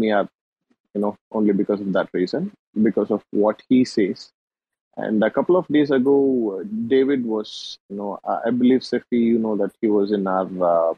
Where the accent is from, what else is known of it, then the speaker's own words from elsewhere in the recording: India; I'm from India